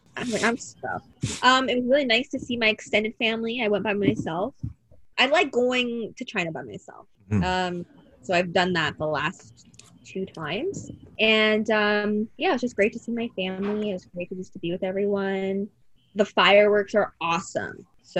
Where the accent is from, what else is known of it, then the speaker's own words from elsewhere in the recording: Windsor, Ontario, Canada; we ended up in Windsor. And so technically I had my 6th birthday in Windsor.